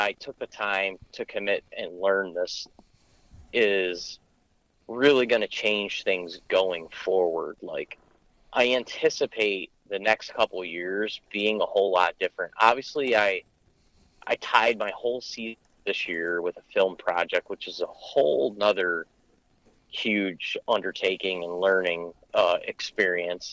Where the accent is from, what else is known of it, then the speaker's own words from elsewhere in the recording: Michigan, United States; my home state of Michigan